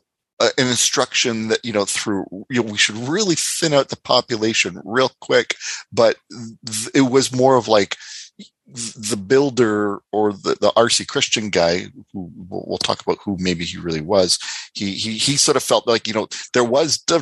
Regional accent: Canada; moved away as an adult; I moved away from Canada for like 8 years and then came back

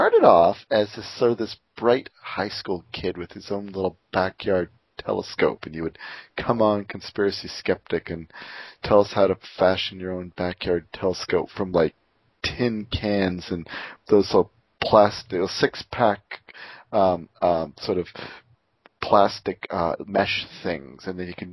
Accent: Canada; accent: Canadian; my crazy Canadian accent

